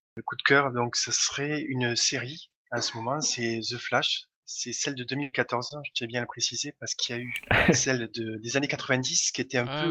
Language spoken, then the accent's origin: French; Toulouse, Occitania, France; je viens de Toulouse, mais ça doit s'entendre à, l'accent.